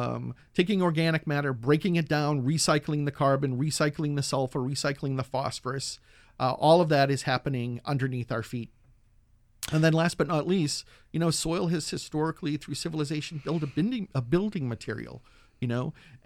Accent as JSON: {"language": "English", "region": "Massachusetts", "country": "United States", "said": "In my home state of Massachusetts, they are now looking at all organic matter not to go into landfills, but to be composted."}